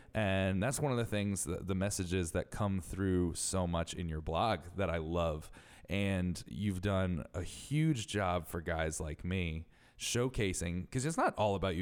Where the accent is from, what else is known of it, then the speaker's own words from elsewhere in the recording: Connecticut, United States; I'm from Connecticut